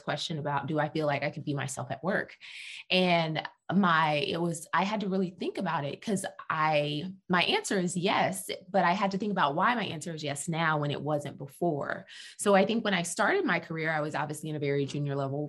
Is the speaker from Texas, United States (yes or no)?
yes; Texas, United States; also born or lived in Dallas, Texas; I must clarify that I am a Texan. I live in Dallas, Texas